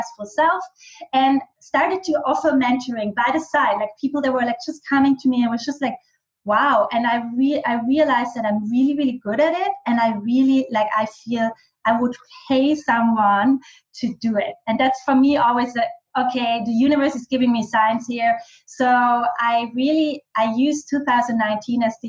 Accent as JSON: {"language": "English", "region": "western Austria", "country": "Austria", "also_born_or_lived": "Bali", "first_language": "German", "second_language": "English", "said": "German is my native language. I am much more authentic in German with my dialect. I'm from the west of Austria."}